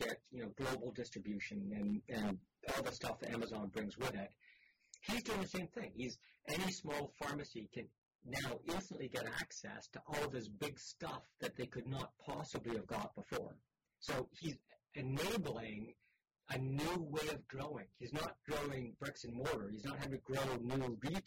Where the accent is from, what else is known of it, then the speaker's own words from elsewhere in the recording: Canada; as a Canadian